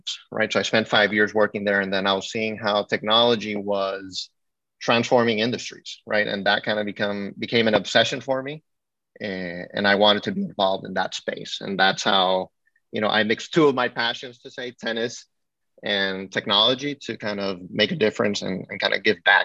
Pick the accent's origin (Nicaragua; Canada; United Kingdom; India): Nicaragua; moved away; also born or lived in Miami, Florida, United States; I grew up in Nicaragua